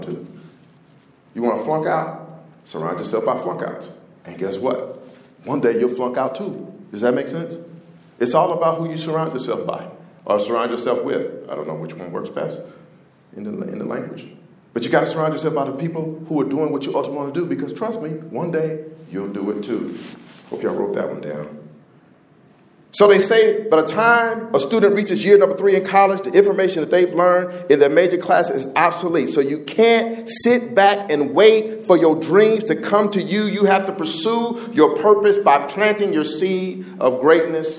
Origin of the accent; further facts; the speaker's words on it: Indianapolis, Indiana, United States; I'm from Indianapolis